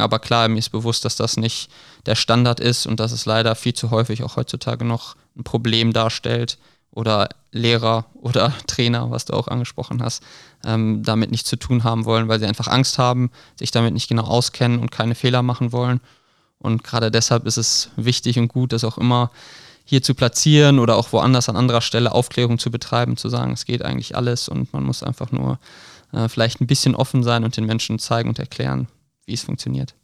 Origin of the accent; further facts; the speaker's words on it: Krefeld, North Rhine-Westphalia, Germany; ich komme aus Krefeld ursprünglich